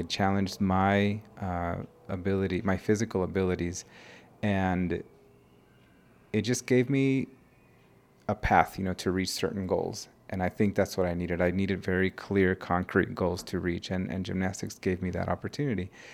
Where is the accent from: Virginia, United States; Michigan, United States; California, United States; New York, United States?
California, United States; now in Mexico; an immigrant growing up in the United States. I moved to the United States when I was one